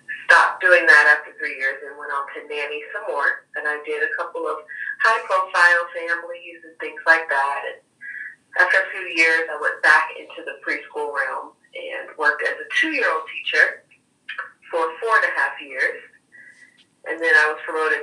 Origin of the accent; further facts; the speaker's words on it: Fort Lauderdale, Florida, United States; now in Nashville, United States; I was born and raised in Fort Lauderdale, Florida.